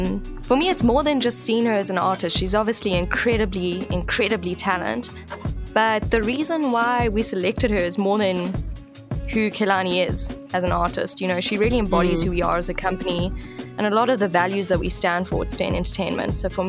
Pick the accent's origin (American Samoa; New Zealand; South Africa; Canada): South Africa; what we're capable of as a South African industry